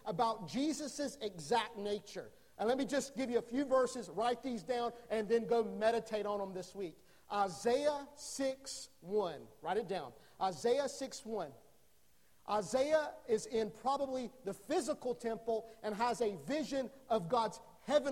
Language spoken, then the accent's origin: English; North Carolina, United States; I grew up in North Carolina.